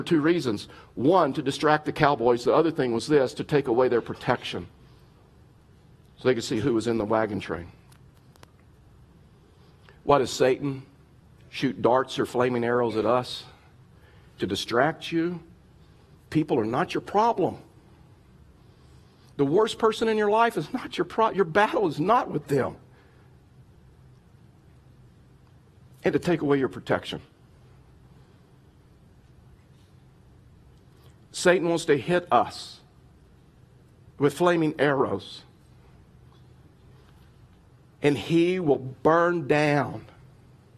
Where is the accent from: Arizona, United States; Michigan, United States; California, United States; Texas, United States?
Texas, United States; I grew up in Texas, and so like Westerns was a big deal to us